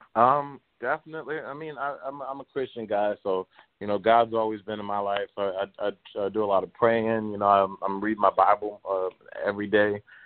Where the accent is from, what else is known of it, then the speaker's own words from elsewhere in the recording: Baltimore, Maryland, United States; growing up in Baltimore